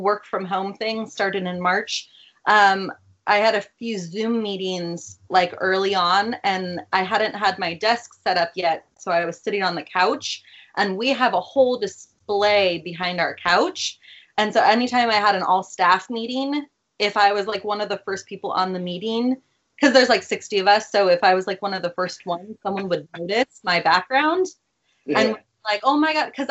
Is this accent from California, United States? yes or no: yes; Santa Cruz, California, United States; moved away as an adult; also born or lived in Southern Oregon / Sacramento; now in San Mateo, United States; I'm from Santa Cruz. Originally